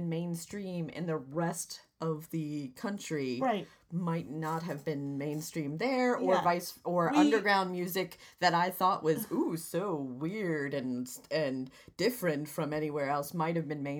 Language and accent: English; Vermont, United States; moved away; also born or lived in New Hampshire; from where I grew up in Vermont